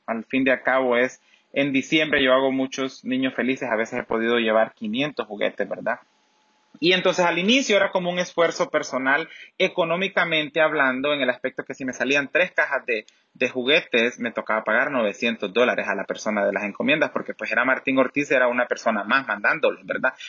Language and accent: Spanish; Macuelizo, Santa Bárbara, Honduras; now in Los Angeles, United States; Nací en, un sector, en una aldea, eh, perdón, en un municipio que se llama Macualizo en el departamento de Santa Bárbara